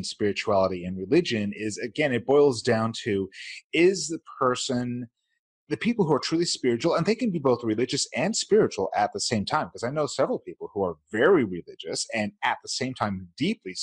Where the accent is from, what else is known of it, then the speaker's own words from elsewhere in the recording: Utah, United States; growing up in Utah here, the predominant faith is Mormonism.